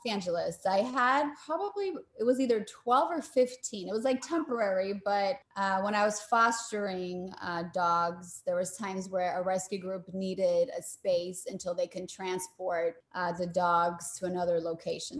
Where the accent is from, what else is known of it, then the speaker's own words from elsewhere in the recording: Poland; now in United States; I was born in Poland.